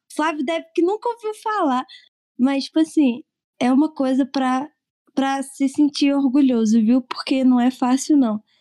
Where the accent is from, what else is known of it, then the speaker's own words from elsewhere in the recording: Andrelândia, Minas Gerais, Brazil; accent: mineiro; also born or lived in Barbacena, Brazil; now in Lavras, Brazil; Eu moro em Lavras, no sul de Minas, mas eu sou de Andrelândia.